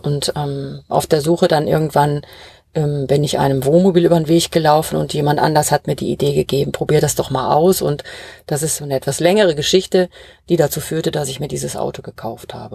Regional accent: Ruhr area, North Rhine-Westphalia, Germany; now in Bavaria, Germany; ich komme ja ursprünglich aus dem Ruhrgebiet

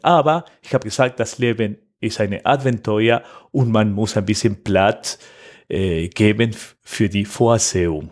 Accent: Argentina; German is a second language; moved away as an adult; now in Mannheim, Germany; Ich komme aus Argentinien. Oh. Ganz genau am Fluss de la Plata.

